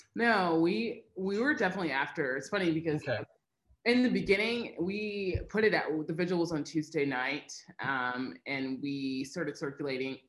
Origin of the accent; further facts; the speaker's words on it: Missouri, United States; moved away as an adult; now in Boise, United States; I am from the Midwest. I was born and raised in Missouri